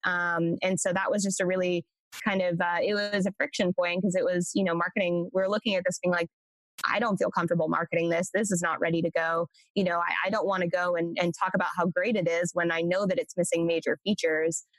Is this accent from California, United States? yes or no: yes; Central Coast, California, United States; now in Austin, United States; I am from originally uh, Central Coast, California, um, is where I grew up.